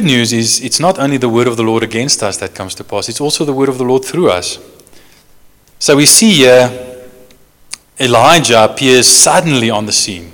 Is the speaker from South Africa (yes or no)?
yes; Johannesburg, Gauteng, South Africa; I come from Joburg, the biggest city in South Africa.